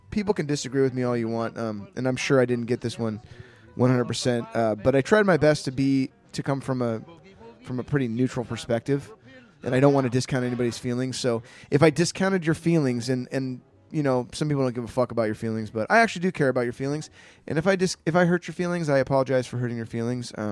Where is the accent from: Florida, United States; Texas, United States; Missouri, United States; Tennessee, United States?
Tennessee, United States; Wow, we're here. I'm from Tennessee.